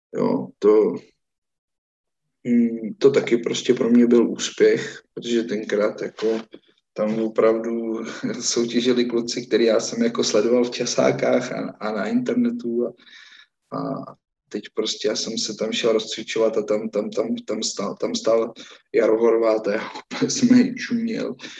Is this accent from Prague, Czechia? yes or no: no; Lázně Bohdaneč, Pardubice Region, Czechia; u nás v Lázních Boranči v takovém prostě menším lázeňském fitku